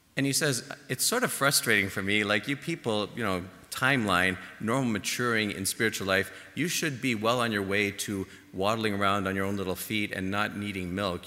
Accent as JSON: {"language": "English", "town": "Toronto", "region": "Ontario", "country": "Canada", "moved": "yes", "said": "my home in Toronto"}